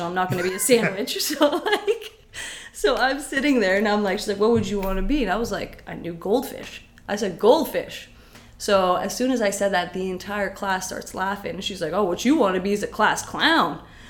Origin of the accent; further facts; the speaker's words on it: Syria; Yes. I still, even now, like when I say I'm from Syria, oh my God, your English is so good.